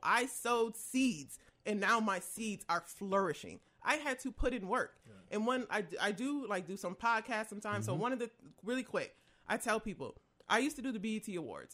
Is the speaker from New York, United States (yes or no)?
yes; Rochester, New York, United States; I'm from Rochester, New York